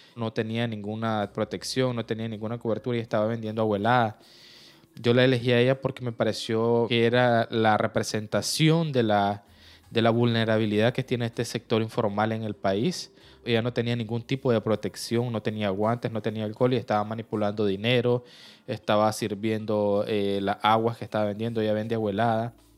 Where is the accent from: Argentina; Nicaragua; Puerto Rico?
Nicaragua; yo soy periodista nicaragüense